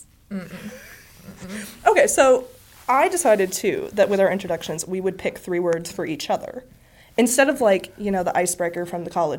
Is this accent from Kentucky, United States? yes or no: yes; Louisville, Kentucky, United States; So I am from Louisville, Kentucky. My family is from upstate New York.